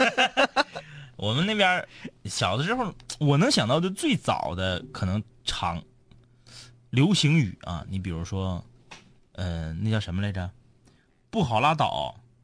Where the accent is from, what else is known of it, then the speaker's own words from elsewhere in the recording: Changchun, Jilin, China; 而我呢，是成长在 东长路